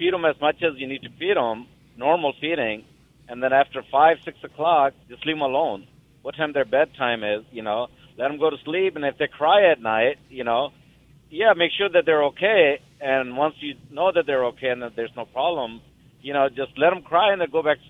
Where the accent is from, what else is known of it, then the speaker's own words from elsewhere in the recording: California, United States; I'm a truck driver, and I myself have a problem because the time zone. I'm from California, and the time change and all that.